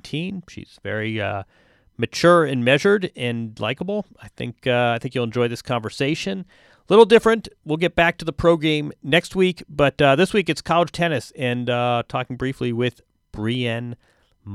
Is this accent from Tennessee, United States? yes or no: no; Indiana, United States; I'm from Indiana